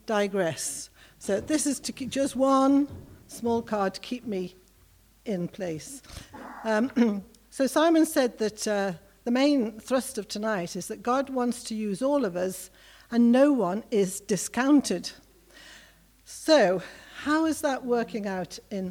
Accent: Liverpool, North West England, United Kingdom; moved away as an adult; also born or lived in Johannesburg; I grew up in Liverpool, as probably a lot of you know, 60s and 70s.

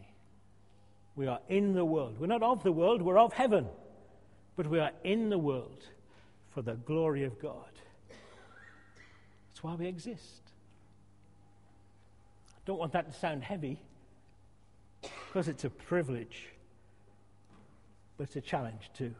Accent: outskirts of Glasgow, Scotland, United Kingdom; moved away; when I was 14, 15, in my uniform, we used to go around on a Friday night, we're in Scotland

